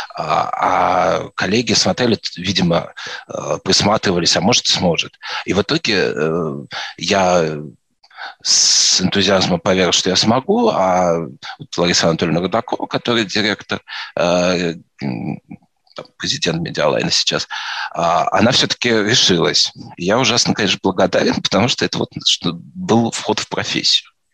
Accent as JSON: {"language": "Russian", "region": "Moscow Oblast", "country": "Russia", "also_born_or_lived": "Vladimir", "said": "я из Подмосковья"}